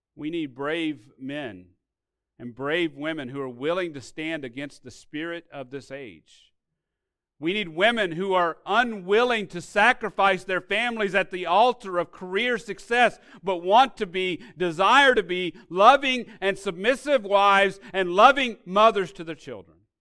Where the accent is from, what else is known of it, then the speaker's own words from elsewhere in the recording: Arkansas, United States; My family, when I grew up in Arkansas, received aid from these government sources